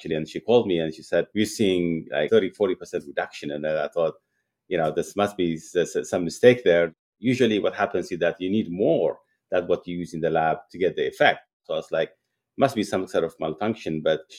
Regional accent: Eritrea; Growing up, I used to really enjoy milk and animals for food and beef and all that because it wasn't available as much as one would like.

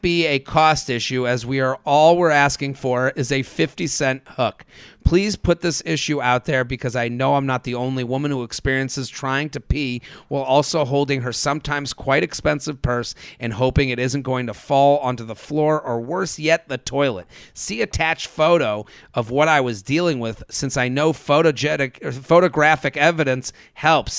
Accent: Boston, Massachusetts, United States; moved away as an adult; now in New York City, United States; I'm from Boston right. I've lived here since 2007

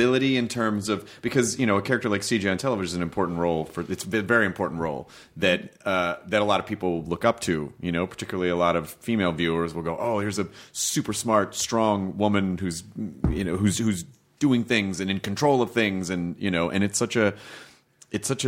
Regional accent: Memphis, Tennessee, United States; moved away; also born or lived in Louisville, Kentucky; I was born in Kentucky, but I grew up in Memphis.

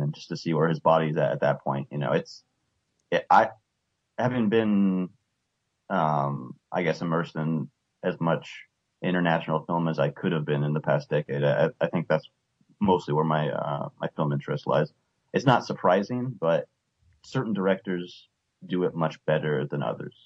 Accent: United States; American T V viewers

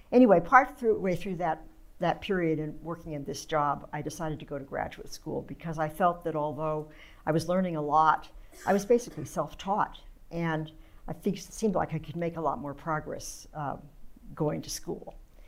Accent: San Francisco, California, United States; Okay, well, as you said, I grew up right in San Francisco. It's a very different place now than it was then.

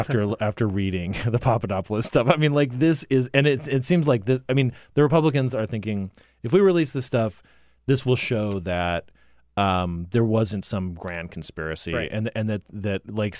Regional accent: Arizona, United States; I mean, I'm from Arizona, and I spent about a week out there earlier this month

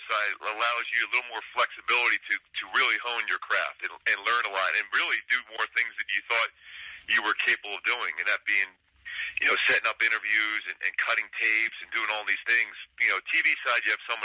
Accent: Philadelphia, Pennsylvania, United States; also born or lived in San Fernando Valley, California; now in Los Angeles, United States; growing up in Philly, I was a big Harry Callis fan

